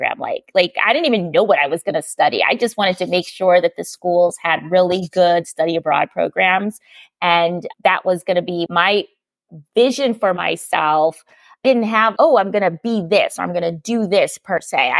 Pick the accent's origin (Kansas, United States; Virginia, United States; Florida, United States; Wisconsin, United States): Wisconsin, United States; Milwaukee; moved away as an adult; also born or lived in New York City / Brooklyn / Philadelphia / Western Massachusetts; now in Malaga, Spain; I was born and raised in Milwaukee, but I haven't lived there since I left for college.